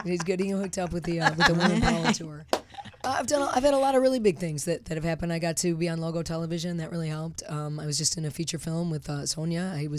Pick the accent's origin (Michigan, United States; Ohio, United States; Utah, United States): Michigan, United States; Detroit; moved away as an adult; now in California, United States; I grew up in Detroit.